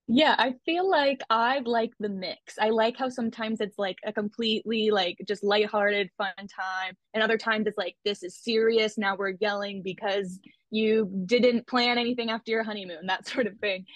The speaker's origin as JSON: {"language": "English", "country": "Canada", "said": "I'm from Canada"}